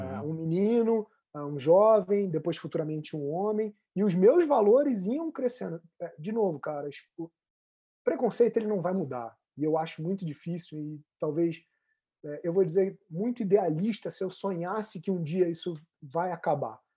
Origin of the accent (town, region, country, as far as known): Rio de Janeiro, Brazil